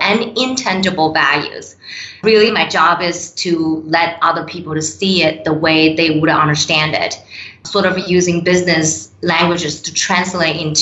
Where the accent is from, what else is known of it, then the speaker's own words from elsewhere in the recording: China; moved away as an adult; also born or lived in Canada; now in United States; I was born and raised in China, moved to Canada 13 years ago, then came to US in 2016